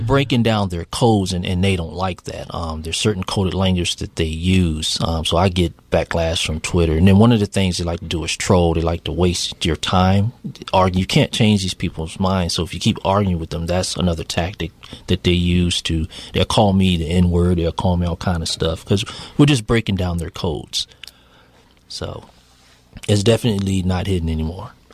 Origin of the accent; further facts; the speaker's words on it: Virginia, United States; I'm from Virginia